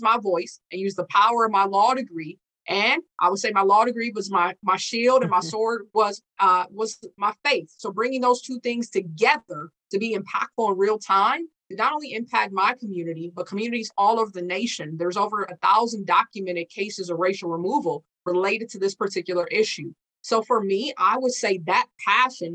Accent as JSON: {"language": "English", "town": "St. Paul", "region": "Minnesota", "country": "United States", "tie": "born or raised there", "said": "I was born and raised here in St. Paul, Minnesota. My hometown is called Rondo, a historic African-American district."}